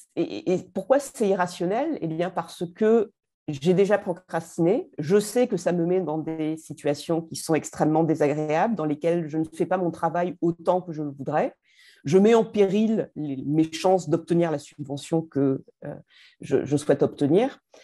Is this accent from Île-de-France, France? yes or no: no; Marseille, Provence-Alpes-Côte d'Azur, France; en tant que Marseillaise